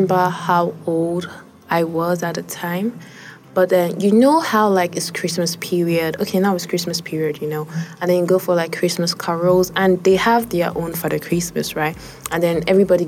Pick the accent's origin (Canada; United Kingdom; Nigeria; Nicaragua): Nigeria; Kwara; I am from Kwara State